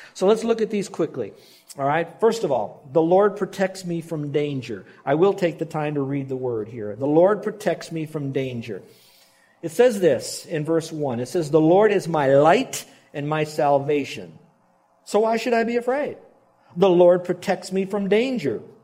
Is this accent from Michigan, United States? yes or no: no; Miami, Florida, United States; We grew up in Miami and you don't have tornadoes